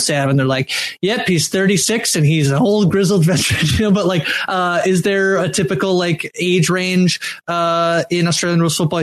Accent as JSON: {"language": "English", "country": "Canada", "said": "I'm Canadian"}